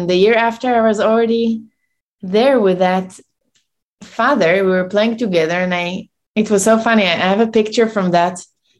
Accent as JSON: {"language": "English", "town": "Tel Aviv", "region": "Tel Aviv District", "country": "Israel", "tie": "born or raised there", "moved": "as an adult", "lives_now": "New York, United States", "said": "I was born in Tel Aviv and I moved to New York 13 years ago."}